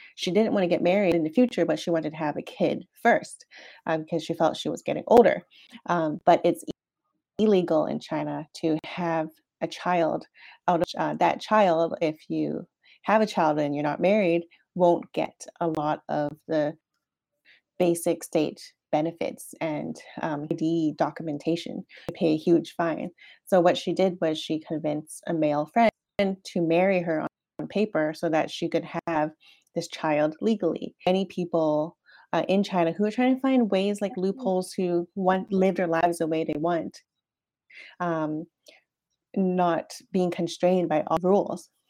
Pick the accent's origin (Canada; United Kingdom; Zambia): Canada; moved away; as a Canadian